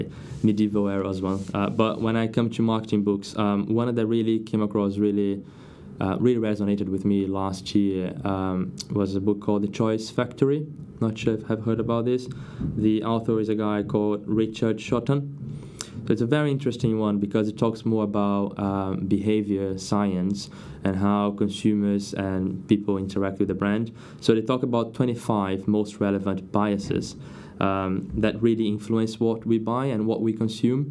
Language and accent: English; Brazil; English is a second language; moved away as an adult; now in United Kingdom; As you can tell by my accent, I'm not from the UK. I'm Brazilian.